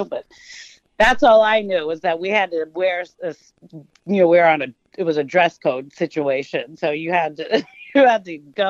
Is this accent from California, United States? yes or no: yes; Walnut Creek, California, United States; I was born in Walnut Creek, which is here in the East Bay area, which is the East Bay in particular is where I've lived most of my life.